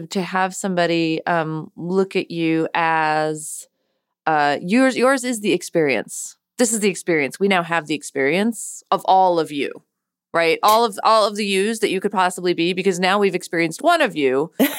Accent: United States; So I'm Indian American. I do graphic work as well, and I do novels, but I'm part of what is sort of the first part of the diaspora in America.

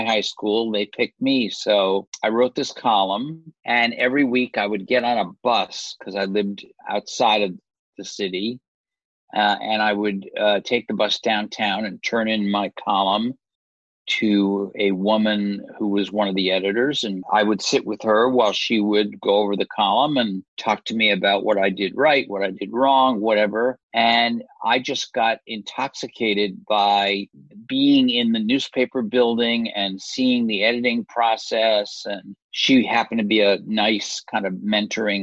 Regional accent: just outside of Providence, Rhode Island, United States; moved away; also born or lived in Washington; I grew up in just outside of Providence, Rhode Island

